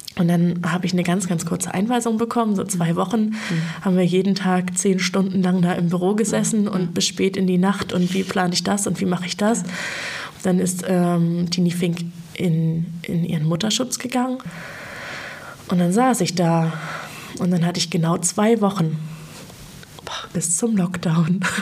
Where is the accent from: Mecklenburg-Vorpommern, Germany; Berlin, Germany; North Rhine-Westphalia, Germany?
Mecklenburg-Vorpommern, Germany; Feldberger Seenlandschaft; Ich bin in der Feldberger Seenlandschaft groß geworden.